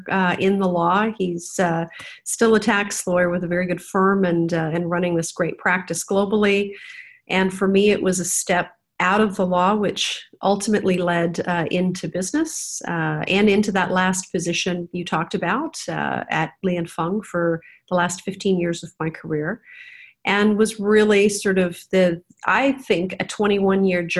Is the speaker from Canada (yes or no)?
yes; Canada; moved away as an adult; now in Hong Kong; I was raised in Canada.